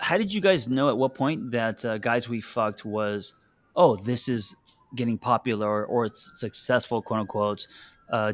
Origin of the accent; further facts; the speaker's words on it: Los Angeles, California, United States; growing up in Los Angeles